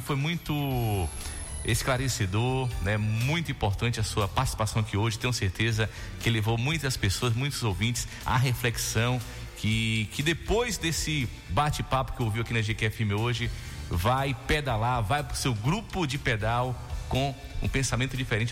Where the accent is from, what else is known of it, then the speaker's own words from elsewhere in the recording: Jequié, Bahia, Brazil; Naquele trecho ali, já perto da Pedreira, né? onde meus pais moram, onde eu nasci, me criei até hoje